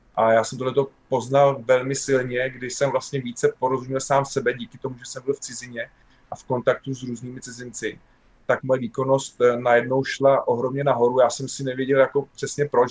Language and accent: Czech; Czechia; že my jsme Češi